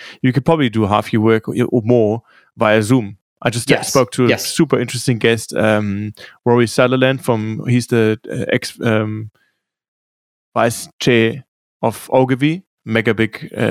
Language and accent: English; Munich, Bavaria, Germany; I grew up skiing in Munich.